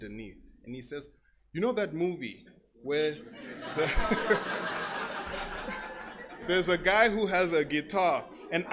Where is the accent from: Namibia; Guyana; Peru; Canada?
Namibia; I'm from Namibia.